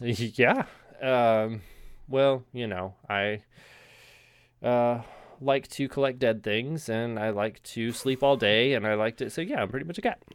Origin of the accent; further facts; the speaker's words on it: United States; I'm American